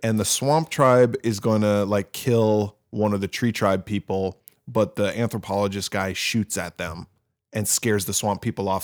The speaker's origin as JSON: {"language": "English", "region": "Wisconsin", "country": "United States", "tie": "born or raised there", "said": "I grew up in Wisconsin"}